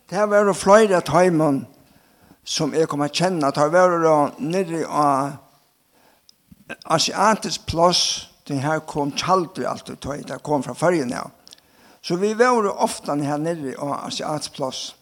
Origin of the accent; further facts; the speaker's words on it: Vestmanna, Faroe Islands; Danish is a second language; now in Denmark; ja jeg er fra Vestmannen, og er et løyvård. og her fikk jeg min bandom og var oppvaksen her.